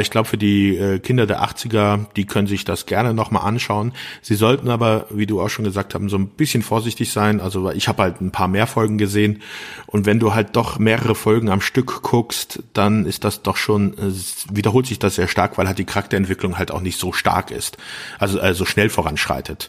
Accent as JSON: {"language": "German", "country": "Germany", "said": "hier in, bei uns in Deutschland"}